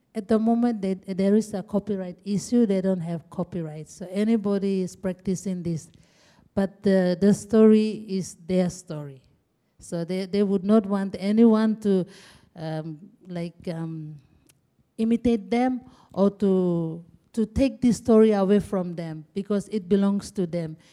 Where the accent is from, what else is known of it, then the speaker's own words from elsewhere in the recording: Asaro, Eastern Highlands, Papua New Guinea; I'm from Eastern Highlands, and I am proud to be a Asaro woman. My district is Asaro.